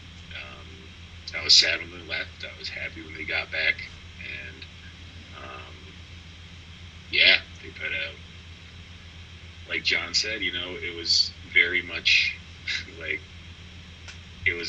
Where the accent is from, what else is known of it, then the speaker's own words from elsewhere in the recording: United States; also born or lived in Ottawa; I'm Canadian American, like, raised in the U.S.